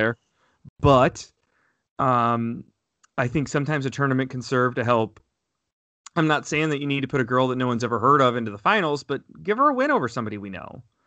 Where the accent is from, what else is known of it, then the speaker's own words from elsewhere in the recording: Fort Wayne, Indiana, United States; I was born in the Fort Wayne area